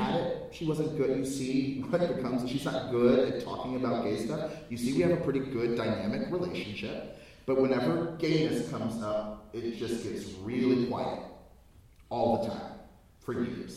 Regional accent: United States; I'm African American

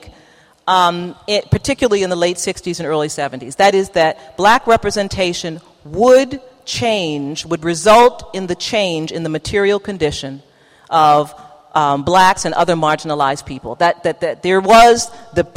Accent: New York, United States; moved away as an adult; now in Baltimore, United States; I'm from New York

